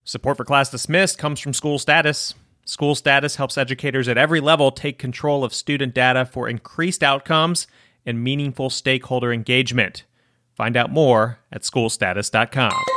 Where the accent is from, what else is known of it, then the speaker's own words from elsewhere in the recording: Northern Virginia, United States; now in Mississippi, United States; where I grew up in Northern Virginia